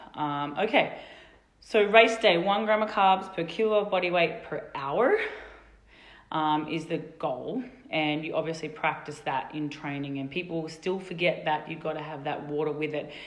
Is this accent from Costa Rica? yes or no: no; Australia; now in Colorado, United States; our fellow Aussies here